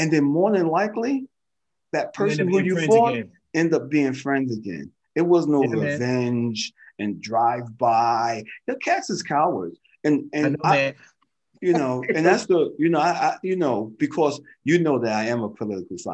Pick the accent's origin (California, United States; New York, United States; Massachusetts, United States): New York, United States; New York City; growing up in Manhattanville